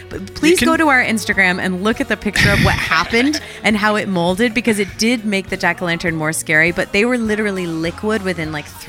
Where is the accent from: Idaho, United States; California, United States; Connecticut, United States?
Connecticut, United States; now in Los Angeles, United States; I'm from Connecticut.